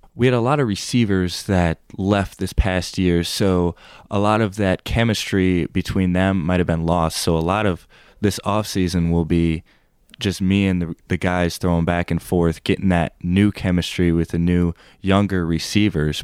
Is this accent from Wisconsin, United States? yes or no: yes; Green Bay, Wisconsin, United States; moved away as an adult; now in Hillsdale, United States; I am from Green Bay, Wisconsin, so about six and a half, seven hours away from here